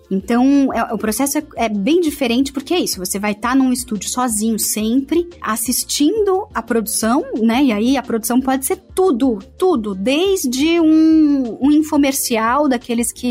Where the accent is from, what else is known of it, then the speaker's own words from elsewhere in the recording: Santo André, São Paulo, Brazil; accent: paulista; eu como paulista, tendo nascido no estado de São Paulo, eu sou de Santo André, precisei neutralizar meu sotaque de paulista